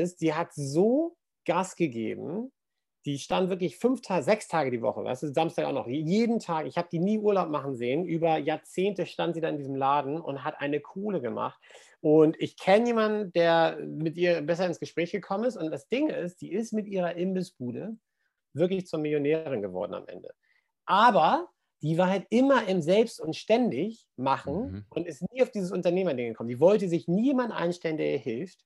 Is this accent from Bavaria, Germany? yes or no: no; suburb of Hamburg, Germany; in dem Vorort von Hamburg, wo ich aufgewachsen bin